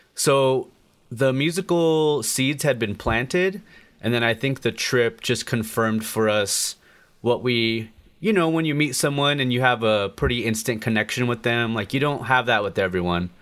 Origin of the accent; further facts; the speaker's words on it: Colorado, United States; growing up in Colorado in America, in a very Americanized family